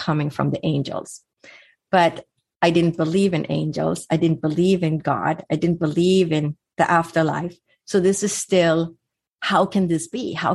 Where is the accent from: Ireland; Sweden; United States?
Sweden; moved away; growing up in Sweden, I would spend my summers on an island with no electricity or running water